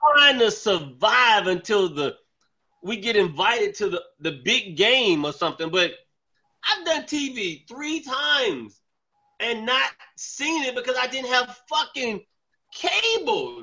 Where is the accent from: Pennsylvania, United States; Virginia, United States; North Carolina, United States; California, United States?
North Carolina, United States; Charlotte; moved away as an adult; now in Bronx, New York, United States; I'm from Charlotte. I went to I went to Wesley Hills Elementary School.